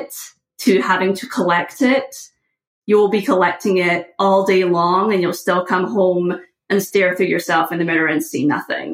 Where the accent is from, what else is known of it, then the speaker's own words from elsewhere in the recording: just outside of Glasgow, west coast of Scotland, United Kingdom; moved away as an adult; now in United States; I was born just outside of Glasgow